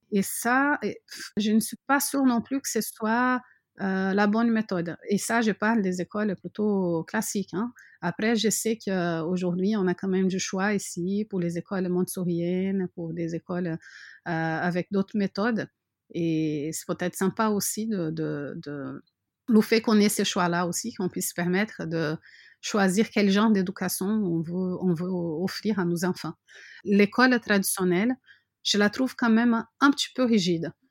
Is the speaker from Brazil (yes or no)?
yes; Brazil; French is a second language; moved away as an adult; also born or lived in France; now in Montpellier, France; mon pays natal